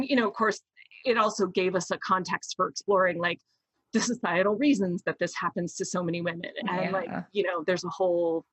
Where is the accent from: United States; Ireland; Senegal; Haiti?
United States; Florida; I was raised in the Deep South. And I mean, Florida, but like the backwoods of Florida.